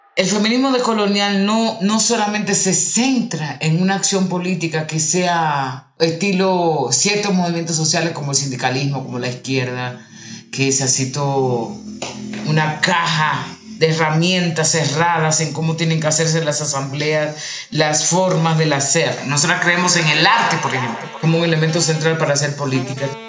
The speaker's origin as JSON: {"language": "Spanish", "country": "Dominican Republic", "tie": "born or raised there", "moved": "as an adult", "lives_now": "Colombia", "said": "nací en República Dominicana, tengo aquí en Colombia ya 15 años"}